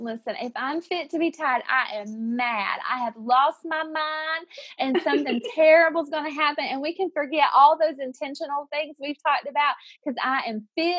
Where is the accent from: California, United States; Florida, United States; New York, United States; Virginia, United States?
Virginia, United States; Like, well, we grew up in the Southwest Virginia, and we grew up saying pop.